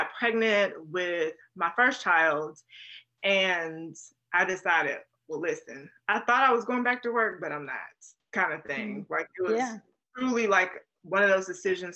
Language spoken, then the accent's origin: English; North Carolina, United States; moved away as an adult; also born or lived in Florida / Rhode Island / Tennessee / California; originally I'm from North Carolina and my husband is also from North Carolina. We're high school sweethearts